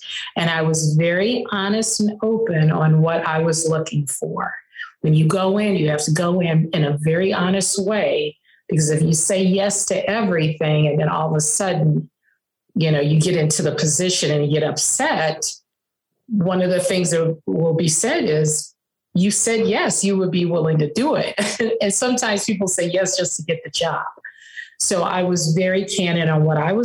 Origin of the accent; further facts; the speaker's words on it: Chicago, Illinois, United States; moved away as an adult; also born or lived in East Coast; I am from Chicago, but I spent a lot of time on the East Coast in intercollegiate athletics